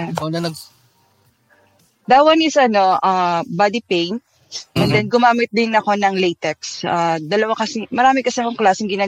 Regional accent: Philippines; I'm a proud Filipino

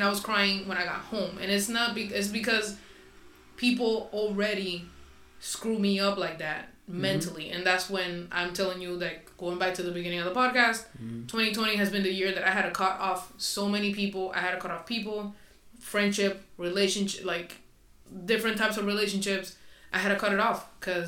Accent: Puerto Rico; English is a second language; moved away; also born or lived in Florida; I'm Spanish. I'm from, soy de Puerto Rico, so it is what it is. So my accent is going to come out sometimes.

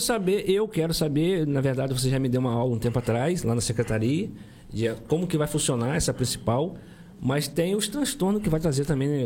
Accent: Santa Luzia, Rio de Janeiro, Brazil; fica pertinho da onde eu nasci, no caso Santa Luzia

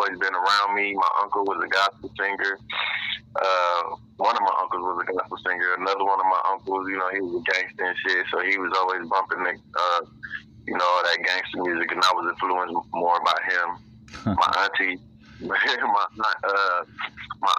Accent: Chicago, Illinois, United States; also born or lived in Waukegan, Illinois; I was born in Waukegan, Illinois, and I grew up in between Lake County and Cook County. So Chicago and Waukegan, North Chicago, Illinois. You know, I was born out here. I grew up in Chicago, though, on the south side

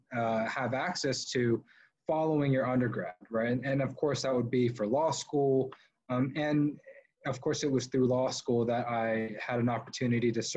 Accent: Georgia, United States; growing up in the Deep South

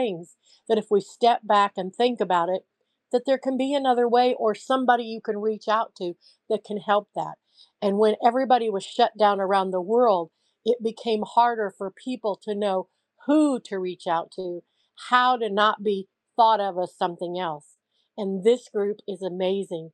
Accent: Central Illinois, United States; I came from a poor farm family, but I came from Central Illinois in the USA

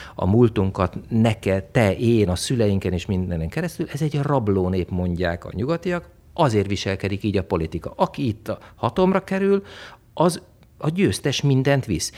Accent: Hungary; also born or lived in Italy; én egy vidéki srác vagyok

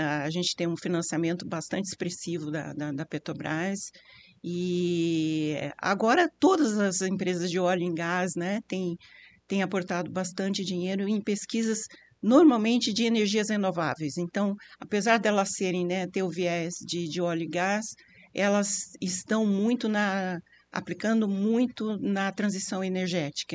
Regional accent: Campinas, São Paulo, Brazil; eu também sou campineira, também vivi toda essa expansão

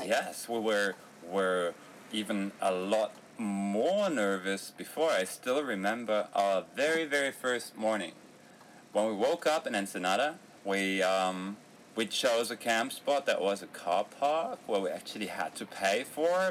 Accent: Berlin, Germany; we are from Berlin

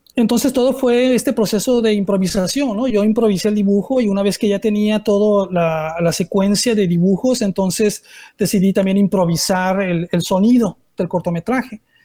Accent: Mexico; me presento como un artista mexicano

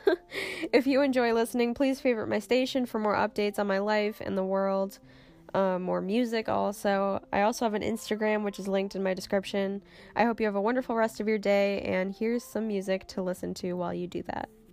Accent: Cape Cod, Massachusetts, United States; I'm from Cape Cod, which is a tiny little peninsula on the east coast. It's in Massachusetts

